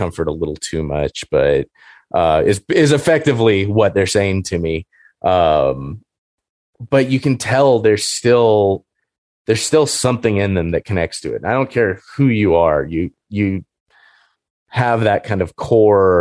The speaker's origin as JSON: {"language": "English", "area": "Orange County", "region": "Southern California", "country": "United States", "tie": "born or raised there", "said": "I grew up in Orange County and our house wasn't that far from the freeway"}